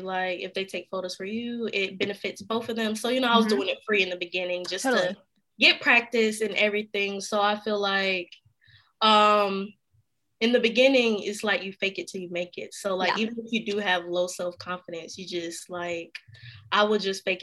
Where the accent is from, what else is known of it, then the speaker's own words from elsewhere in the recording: High Point, North Carolina, United States; also born or lived in Khartoum, Sudan; where I'm from High Point, North Carolina area